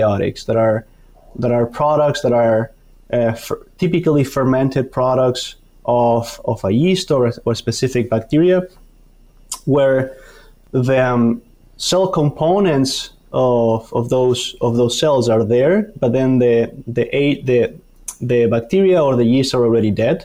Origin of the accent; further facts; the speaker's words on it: Argentina; moved away as an adult; also born or lived in Canada; now in Madison, United States; I'm originally from Argentina, did my PhD in Canada, and now here in Wisconsin